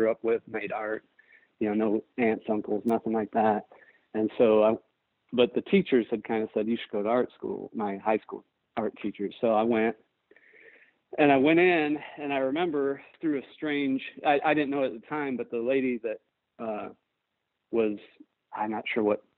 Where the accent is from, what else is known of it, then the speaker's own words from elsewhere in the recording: Northwest Indiana, United States; now in Greenville, United States; I grew up near Chicago. I grew up in Northwest Indiana, right on the Illinois line